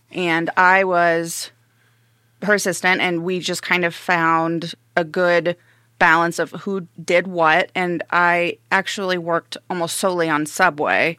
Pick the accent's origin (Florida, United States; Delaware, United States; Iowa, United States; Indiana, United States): Indiana, United States; Evansville; also born or lived in Arizona / Nevada / Carmel, Indiana; now in Fort Wayne, United States; Evansville, Indiana, for the rest of my youth and teenage years, and then Carmel for my senior year